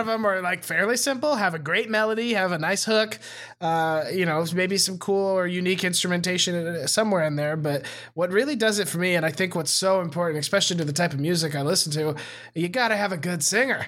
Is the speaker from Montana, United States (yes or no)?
yes; Montana, United States; moved away as an adult; I moved away from Montana